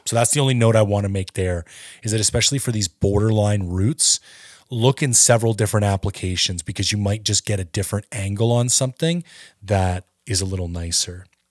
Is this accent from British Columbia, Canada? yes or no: no; Ontario, Canada; I'm from Ontario